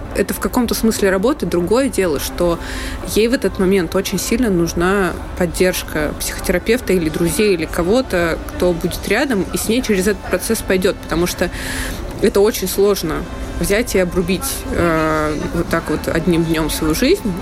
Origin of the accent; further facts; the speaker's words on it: Russia; moved away as an adult; also born or lived in Saint Petersburg; now in Berlin, Germany; я э, родилась, выросла в России